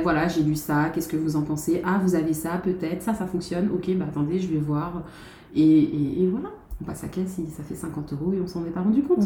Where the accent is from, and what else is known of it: Guadeloupe; born or raised there